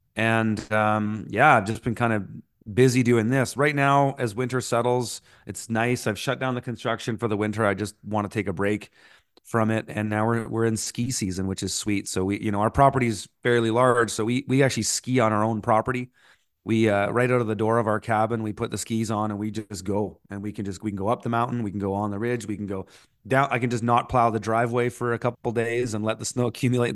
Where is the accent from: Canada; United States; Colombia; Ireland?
Canada; also born or lived in Montreal; being a Canadian tree planter slash musician